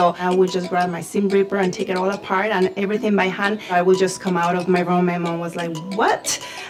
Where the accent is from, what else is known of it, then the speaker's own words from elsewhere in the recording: Guadalajara, Jalisco, Mexico; also born or lived in Monterrey, Mexico; now in Portland, United States; I was born in Monterrey and I grew up in Guadalajara.